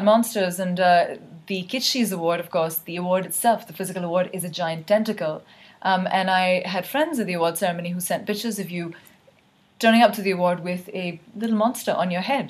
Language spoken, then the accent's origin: English; Karachi, Sindh, Pakistan; when I was growing up in Karachi.